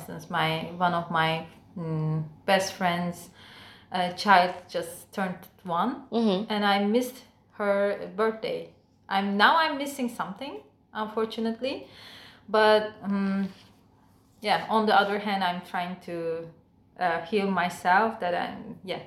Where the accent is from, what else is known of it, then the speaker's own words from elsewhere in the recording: Turkey; English is a second language; moved away as an adult; now in Shanghai, China; My hometown is so close to Istanbul